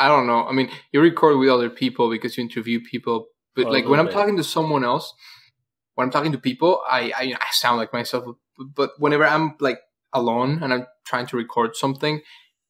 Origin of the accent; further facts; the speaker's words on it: Venezuela; English is a second language; also born or lived in Florida, United States; now in Georgia, United States; I'm Venezuelan